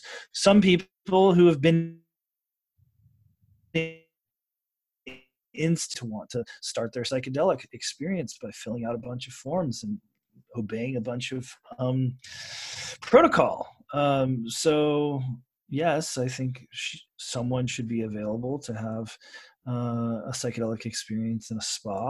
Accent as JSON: {"language": "English", "region": "Oregon", "country": "United States", "said": "my home state of Oregon"}